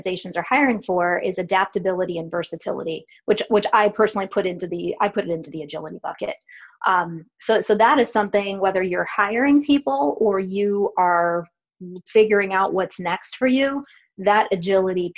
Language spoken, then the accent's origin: English; Cleveland, Ohio, United States; now in Columbus, United States; I grew up in Cleveland and I still have family there